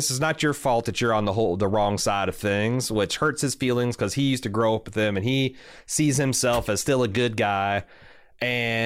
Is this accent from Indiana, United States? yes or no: yes; Mooresville, Indiana, United States; this looks exactly like my hometown in the 1980s, this fucking looks exactly like Mooresville, Indiana